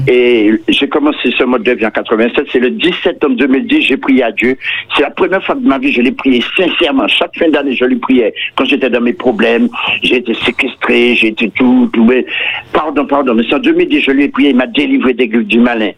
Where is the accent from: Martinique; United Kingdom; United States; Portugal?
Martinique; Je suis de la Martinique